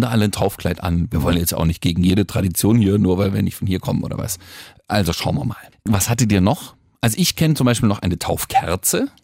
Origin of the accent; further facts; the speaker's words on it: Franconia, Bavaria, Germany; wir sind nicht konservativ in Franken, wir sind auch nicht katholisch